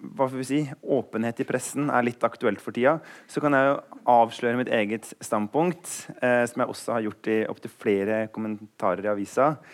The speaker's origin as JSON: {"language": "Norwegian", "region": "Eastern Norway", "country": "Norway", "said": "Jeg er jo østlending"}